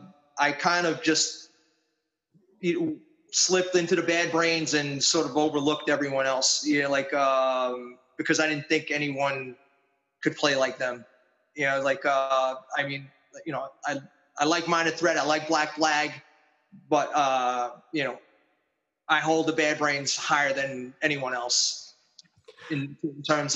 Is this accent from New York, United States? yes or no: yes; New York City, New York, United States; I was born in Astoria, Queens.